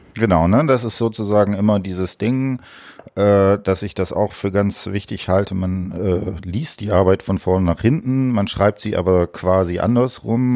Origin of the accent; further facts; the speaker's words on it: Osnabrück, Lower Saxony, Germany; ich komme auch aus Osnabrück